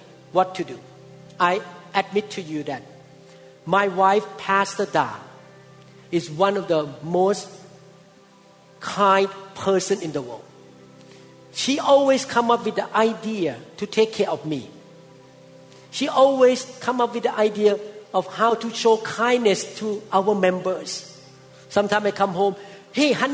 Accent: Thailand; moved away; when I was growing up in Thailand as a teenager

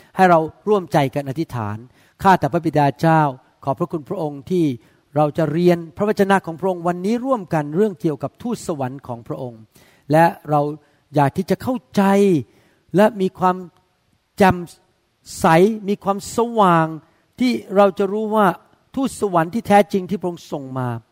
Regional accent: Thailand; เราเป็นคนไทยใช่ไหมครับเราไม่ได้โตมาในโบสถ์

